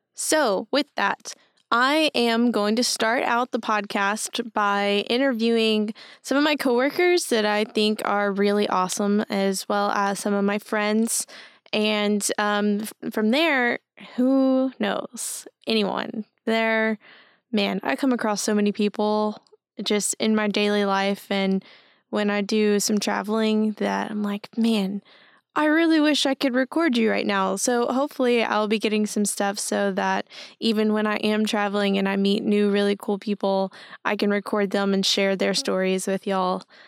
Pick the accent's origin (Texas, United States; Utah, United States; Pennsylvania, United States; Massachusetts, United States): Texas, United States; Henderson; also born or lived in Tyler, Texas; I'm from East Texas, um, from Henderson specifically